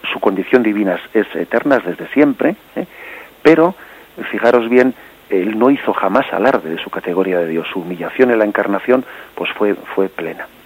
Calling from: Madrid, Community of Madrid, Spain; de Madrid.

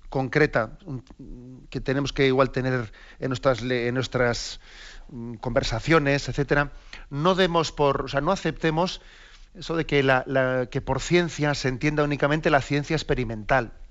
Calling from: Arrecife, Canary Islands, Spain; Buenos días, eh, Monseñor. … de Arrecife.

